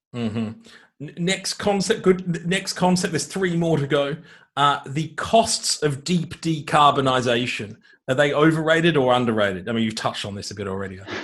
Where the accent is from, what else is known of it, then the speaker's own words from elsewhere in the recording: Australia; an Australian focused on energy